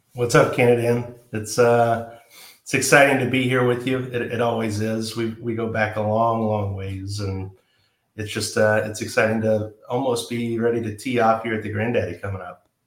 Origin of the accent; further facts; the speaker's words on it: Georgia, United States; now in San Marcos, United States; I would refer to where I grew up as Georgia, and my hometown now is San Marcos